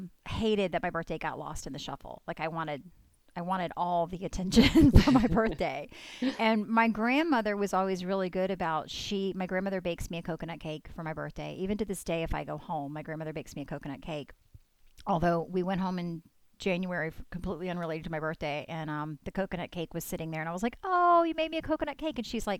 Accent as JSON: {"language": "English", "region": "the South", "country": "United States", "tie": "born or raised there", "said": "And I grew up in the South"}